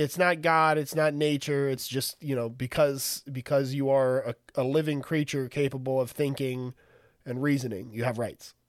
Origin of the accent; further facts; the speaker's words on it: San Antonio, Texas, United States; I'm from San Antonio. I live in San Antonio.